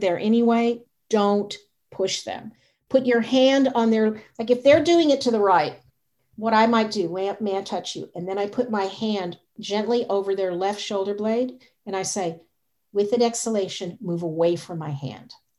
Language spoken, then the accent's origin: English; the South, United States; I was raised in the South